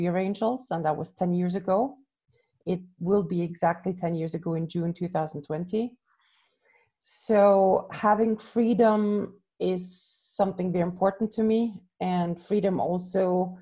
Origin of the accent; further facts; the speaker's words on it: Austria; moved away as an adult; also born or lived in Budapest, Hungary / Ecuador / Mexico / Warsaw, Poland; now in Lisbon, Portugal; I'm from Austria originally